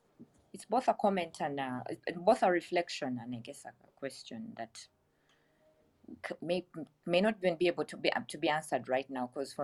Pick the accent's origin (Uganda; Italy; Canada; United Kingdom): Uganda; Tororo, Eastern Region; moved away; also born or lived in Kampala; my village town in Tororo